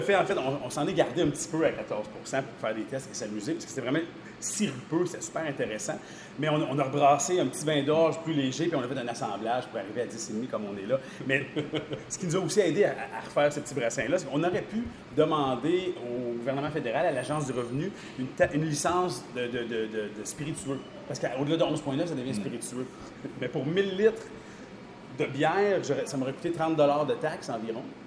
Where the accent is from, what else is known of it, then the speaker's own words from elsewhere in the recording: Sherbrooke, Quebec, Canada; now in Rivière-du-Loup, Canada; je ne suis pas de la région. je viens de Sherbrooke